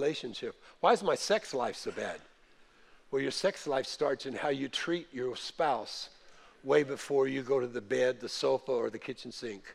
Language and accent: English; the North, United States; moved away; we were raised in the North